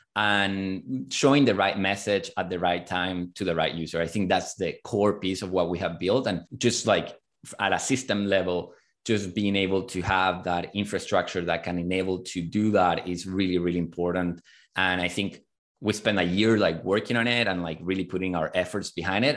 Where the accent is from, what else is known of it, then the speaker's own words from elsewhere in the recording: Chile; moved away as an adult; now in United States; I'm originally from Chile